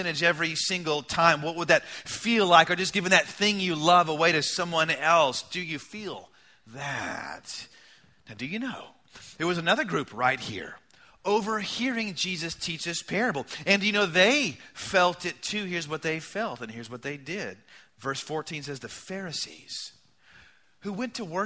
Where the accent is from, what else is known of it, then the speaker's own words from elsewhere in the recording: United States; as American people